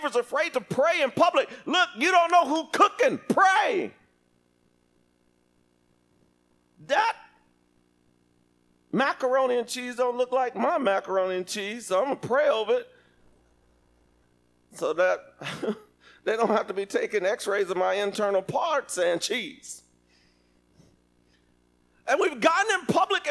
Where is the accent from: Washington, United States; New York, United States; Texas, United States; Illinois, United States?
Texas, United States; Lubbock; I grew up in Lubbock, Texas